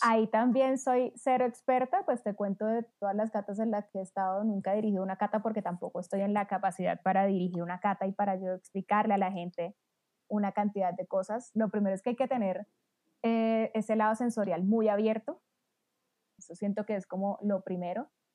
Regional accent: Cartagena, Bolívar, Colombia; Yo que soy de Cartagena, pura águila toda mi vida.

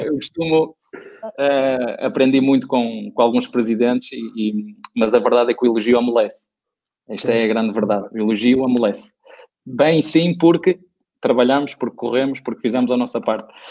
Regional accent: Portugal; moved away; saudades de Portugal, saudades da minha família, saudades da minha terra

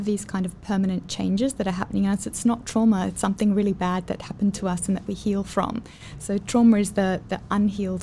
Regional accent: Australia; moved away as an adult; now in Singapore; I'm from Australia

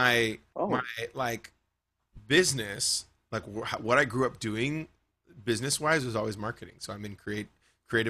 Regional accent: Bakersfield, California, United States; Yeah, that's my hometown. Yeah, born and raised.

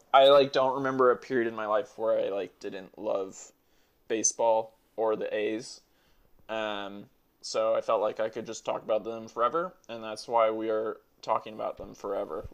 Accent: Oakland, California, United States; also born or lived in Dallas, Texas; I was born in Dallas, uh, which was like a complete bullshit reason to like them because I lived there for six months and then like spent my whole life in Oakland.

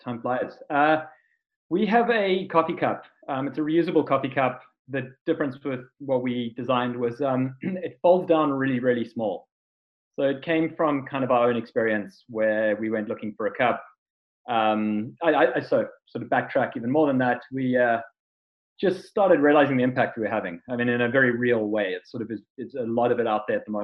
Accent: South Africa; being South African

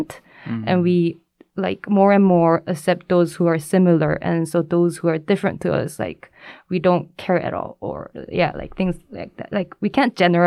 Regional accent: South Korea; also born or lived in China; growing up in Korea

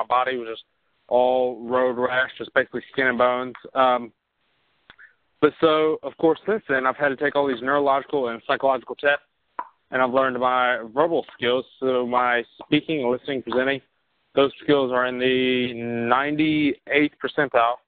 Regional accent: Mobile, Alabama, United States; moved away as an adult; also born or lived in High Point, North Carolina; now in Birmingham, United States; I'm from Mobile, Alabama, and now I am living in Birmingham, Alabama, and kind of North Carolina

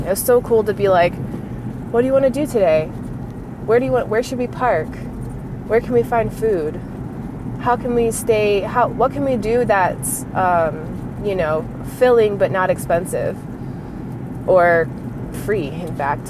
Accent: United States; I'm an American. I grew up in America.

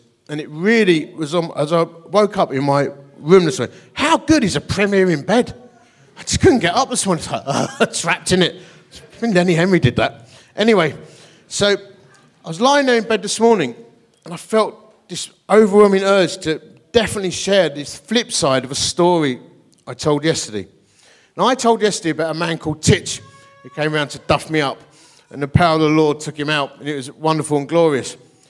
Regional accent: Dagenham, London, United Kingdom; that's because I'm from Dagenham. I'm actually full of inner joy.

